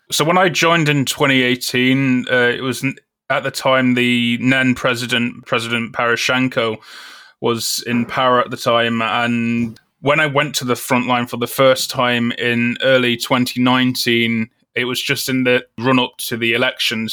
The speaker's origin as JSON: {"language": "English", "town": "Newark-on-Trent", "region": "East Midlands", "country": "United Kingdom", "tie": "born or raised there", "moved": "as an adult", "said": "Grew up in, uh, Nottingham, England, in the town of Newark-on-Trent."}